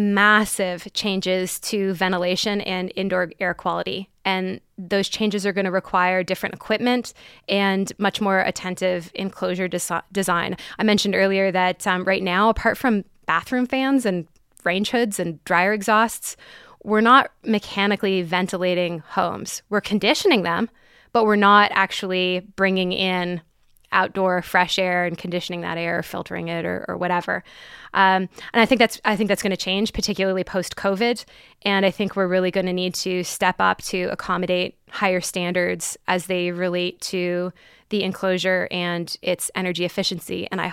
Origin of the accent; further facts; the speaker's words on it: Canada; I'm Canadian.